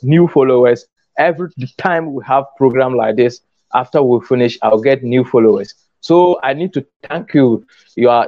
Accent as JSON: {"language": "English", "country": "Ghana", "said": "I'm from Ghana."}